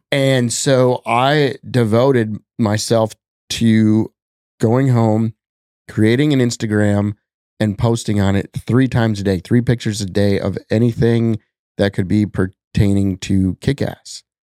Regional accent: Wisconsin, United States; now in Minnesota, United States; growing up in Wisconsin

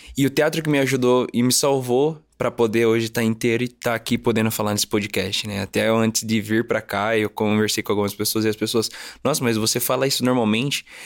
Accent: Curitiba, Paraná, Brazil; Eu nasci em Curitiba, Paraná.

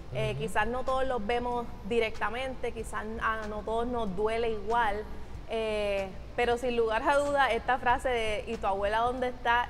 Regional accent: Puerto Rico; yo que soy mitad dominicana, nosotros somos puertorriqueños

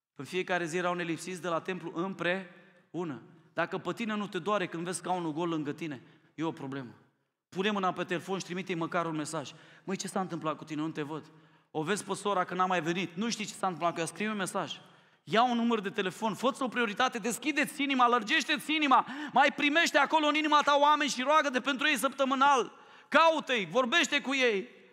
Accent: Romania; Mie mi-e rușine ca român

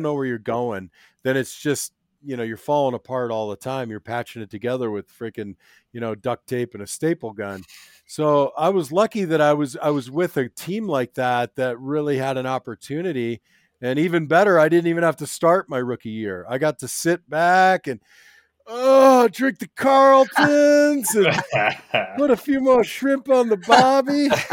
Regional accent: Minnesota, United States; moved away; also born or lived in Arizona; I was born in Minnesota

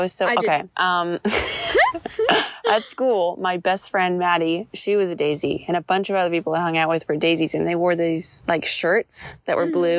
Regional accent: Washington, United States; But do you notice that we have an accent? I've always wondered. Like, because we're from Washington. Yeah. Like, do we have an accent?

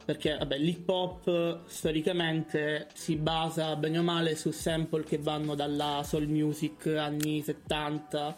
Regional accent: Catania, Sicily, Italy; moved away as an adult; now in Bologna, Italy; sono di Catania, eh, ma studio a Bologna da tre anni e mezzo

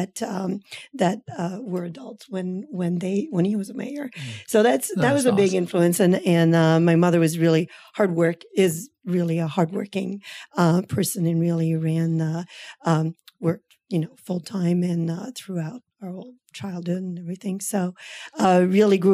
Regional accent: Gatineau, Quebec, Canada; moved away as an adult; now in United States; I'm from Quebec and from a town called Gatineau near Ottawa. So across the river from the capital. And so I grew up there

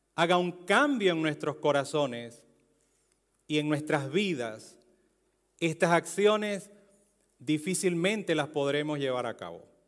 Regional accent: Venezuela; Un venezolano en Europa, en España y entre romanos

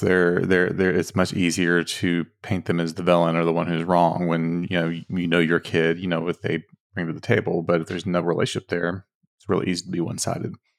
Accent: Dallas–Fort Worth area, Texas, United States; we're from Texas, uh, from D F W area

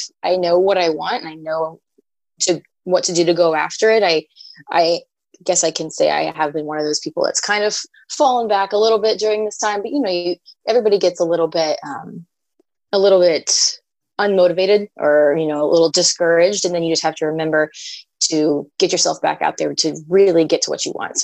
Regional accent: Southern Indiana, United States; I am, born and raised in Southern Indiana.

